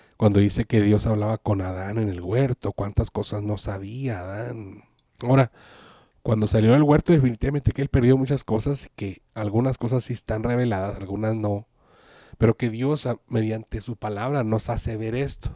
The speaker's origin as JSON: {"language": "Spanish", "town": "Ciudad Juárez", "region": "Chihuahua", "country": "Mexico", "tie": "born or raised there", "said": "yo soy de Ciudad Juárez, Chihuahua, y me acuerdo cuando era joven, que estaba en la preparatoria"}